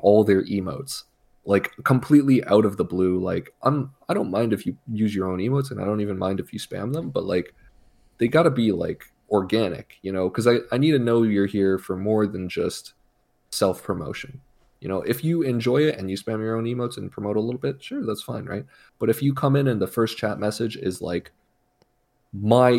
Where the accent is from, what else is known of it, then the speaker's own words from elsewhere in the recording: Canada; I'm Canadian